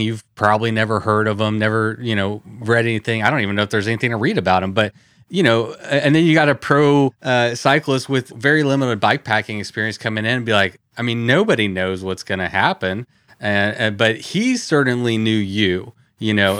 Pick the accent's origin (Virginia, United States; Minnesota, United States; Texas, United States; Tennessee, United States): Texas, United States; I'm from Texas